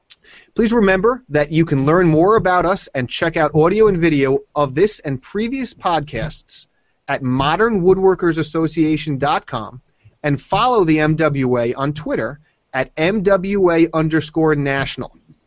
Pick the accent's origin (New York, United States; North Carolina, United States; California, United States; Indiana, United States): New York, United States; Long Island; I'm from Long Island.